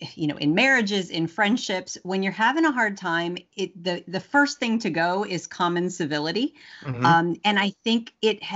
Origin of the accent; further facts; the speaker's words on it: Louisiana, United States; I'm Southern. Southern, and I was raised in Louisiana